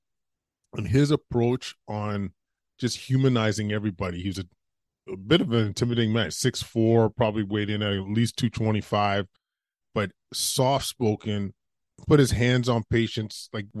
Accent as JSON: {"language": "English", "town": "Edmonton", "region": "Alberta", "country": "Canada", "tie": "born or raised there", "said": "Yeah, I grew up in Edmonton, Alberta, went to med school out there."}